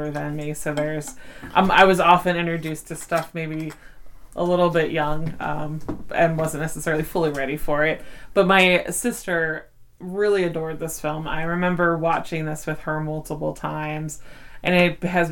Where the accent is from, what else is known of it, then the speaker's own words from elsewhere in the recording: Philadelphia, Pennsylvania, United States; accent: Philly; I have a Philly accent